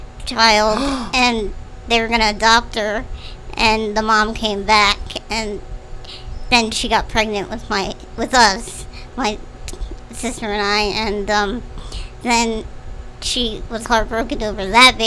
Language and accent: English; Echo, United States; moved away; also born or lived in Hamilton; I went to Hamilton middle and high school. Okay. Mm-hmm. I'm originally from Echo.